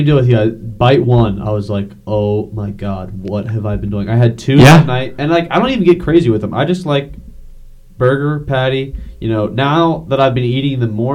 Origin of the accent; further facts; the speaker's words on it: United States; the nature of being American